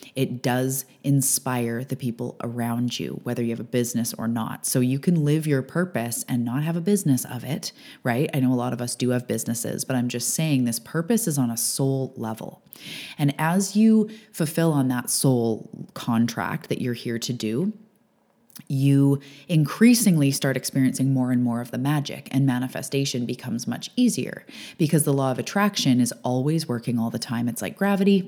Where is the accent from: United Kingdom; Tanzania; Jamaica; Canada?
Canada; I'm a Canadian and an island girl